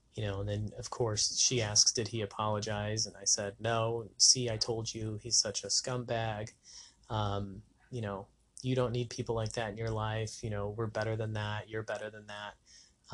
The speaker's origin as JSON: {"language": "English", "region": "New Mexico", "country": "United States", "tie": "born or raised there", "also_born_or_lived": "Las Vegas", "moved": "as an adult", "said": "my hometown in New Mexico"}